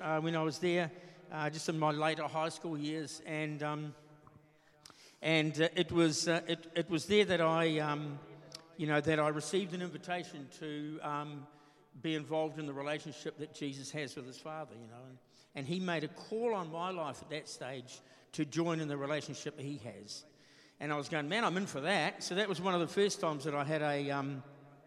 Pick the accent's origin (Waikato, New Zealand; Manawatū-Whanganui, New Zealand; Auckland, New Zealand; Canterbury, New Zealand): Waikato, New Zealand; Morrinsville; I'm from Morrinsville in the Waikato. And I was born and bred down there, went to school there